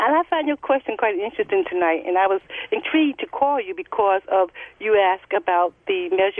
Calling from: Charlotte, North Carolina, United States; With correction, I'm from Queen City, Charlotte, North Carolina.

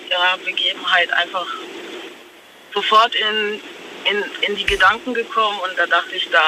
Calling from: Stegen, Baden-Württemberg, Germany; ich bin aus Stegen.

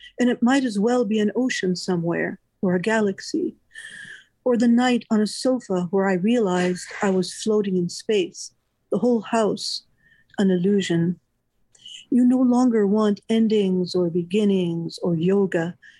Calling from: Orlando, Florida, United States; I'm calling from Orlando, Florida, mm-hmm. which is where I live.

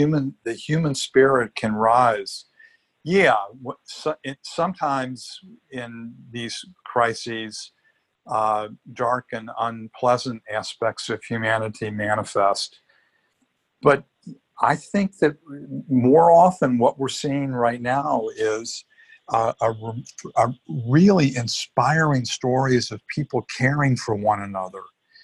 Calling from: Los Angeles, California, United States; I'm calling you from Hollywood, Los Angeles. I live in Costa Rica, but I also have a little apartment here in LA because we have children and grandchildren here.

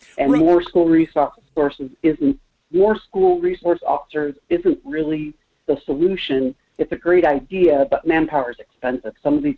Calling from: Kenai, Alaska, United States; Good morning, Michael. … from Kenai.

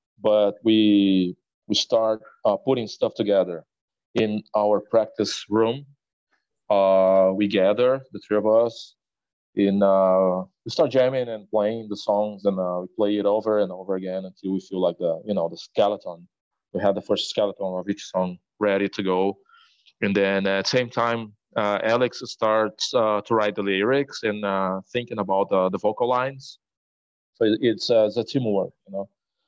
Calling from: Brazil; I play drums for the death metal trio …, and I am talking from Brazil right now.

